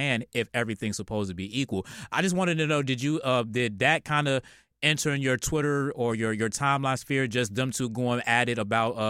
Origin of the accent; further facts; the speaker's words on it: Virginia, United States; I'm from Virginia